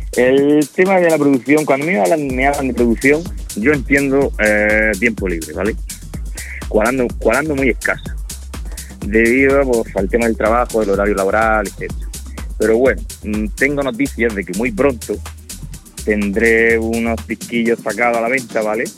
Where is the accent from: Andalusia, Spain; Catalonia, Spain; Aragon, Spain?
Andalusia, Spain; Almería; aquí en Almería nos conocemos todos